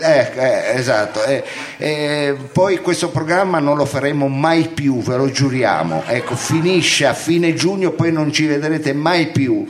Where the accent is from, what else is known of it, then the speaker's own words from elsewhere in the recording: Milan, Lombardy, Italy; accent: Milanese; sono milanese